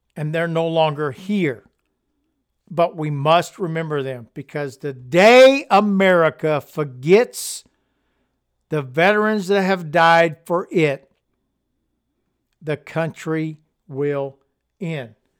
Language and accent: English; Louisiana, United States; accent: Cajun; I was from Louisiana and I had a Cajun accent.